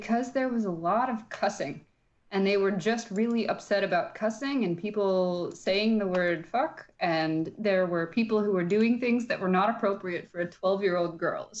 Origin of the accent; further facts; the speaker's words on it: Midwest, United States; and I grew up in the Midwest where it was hot as hell in the summer.